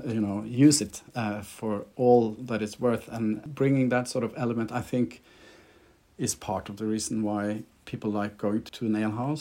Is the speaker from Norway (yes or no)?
yes; Norway; accent: Scandi; I'm Norwegian, so you have to excuse my Scandi accent